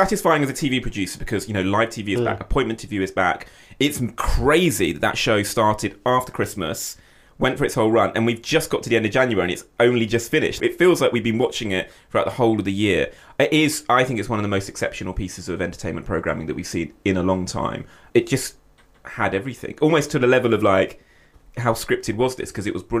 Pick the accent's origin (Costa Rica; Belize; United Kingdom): United Kingdom; And I'm not just saying that as a British producer